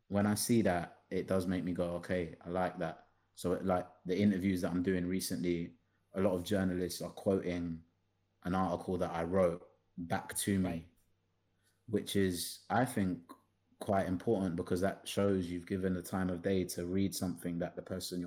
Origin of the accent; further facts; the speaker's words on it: London, United Kingdom; Am I like a South Londoner?